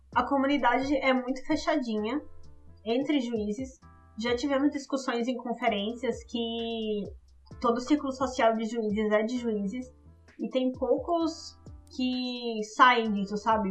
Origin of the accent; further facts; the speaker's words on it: Alagoas, Brazil; also born or lived in Maceió; now in São Paulo, Brazil; eu sou alagoana, mas eu moro aqui em São Paulo já há 10 anos